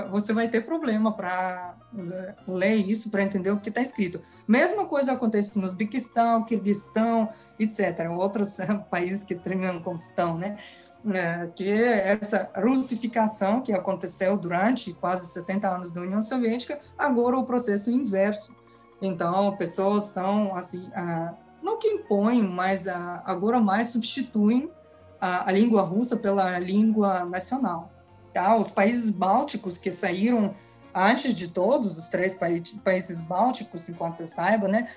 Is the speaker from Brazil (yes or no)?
no; Kazakhstan; Portuguese is a second language; moved away; eu nasci no Cazaquistão, cresci no Cazaquistão, aqui é a minha pátria